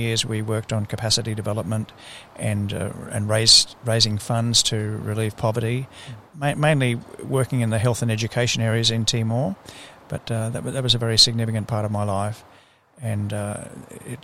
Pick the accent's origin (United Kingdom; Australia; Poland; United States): Australia; Brisbane, Queensland; I grew up here in Brisbane